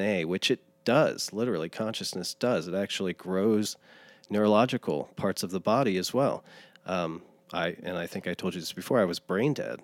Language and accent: English; Lawrenceburg, Indiana, United States; In Lawrenceburg, Indiana.